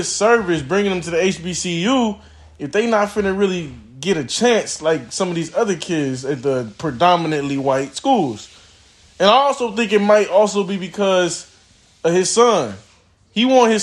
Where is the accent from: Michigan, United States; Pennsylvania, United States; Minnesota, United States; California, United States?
Michigan, United States; Muskegon; we're from Muskegon, Michigan.